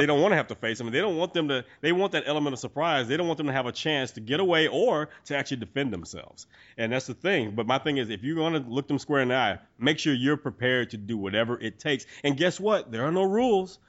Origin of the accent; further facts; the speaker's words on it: Texas, United States; I'm a Texan